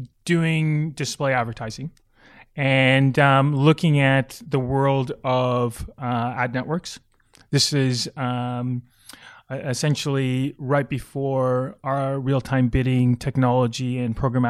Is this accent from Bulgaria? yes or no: no; Canada; now in Australia; I think I'm Canadian.